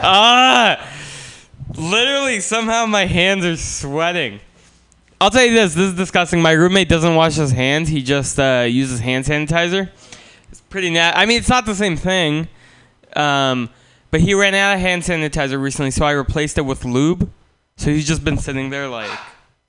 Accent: Russia; born there; moved away; also born or lived in San Francisco, United States; I am not from here. Pam is correct. I was born in Russia, and then my family moved to San Francisco.

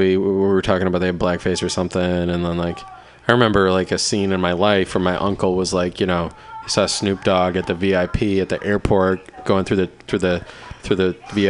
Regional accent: Cleveland, Ohio, United States; I grew up in Cleveland, and it was pretty Polish

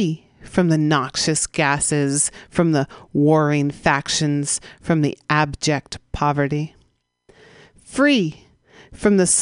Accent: San Francisco, California, United States; We broadcast live from the Mission District of San Francisco, my hometown

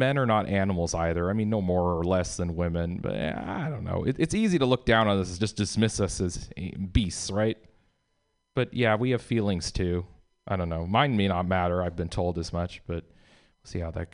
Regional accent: Southern Oregon, United States; moved away; I'm from the Northwest originally. I grew up there. And in Southern Oregon

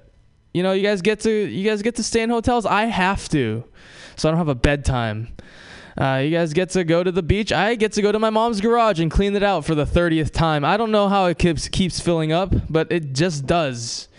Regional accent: Hawaii, United States; I am Japanese. I'm also from Hawaii. I was born and raised in Hawaii

